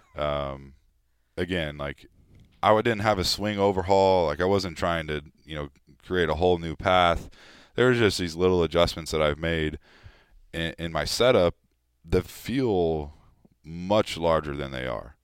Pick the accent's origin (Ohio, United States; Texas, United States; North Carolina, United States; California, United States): California, United States; moved away as an adult; now in Philadelphia, United States; we grew up in California